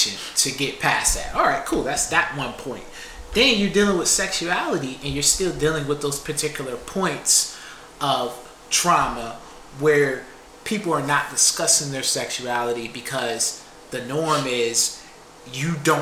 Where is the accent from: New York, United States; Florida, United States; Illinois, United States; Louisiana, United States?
New York, United States; Buffalo; I am from Buffalo.